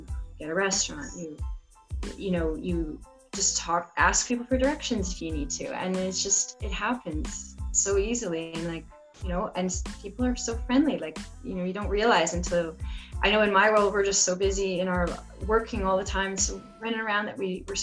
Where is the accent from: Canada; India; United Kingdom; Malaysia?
Canada; in Canada too, we have the French section